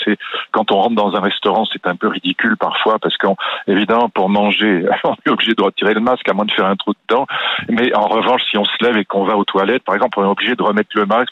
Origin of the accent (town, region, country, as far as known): France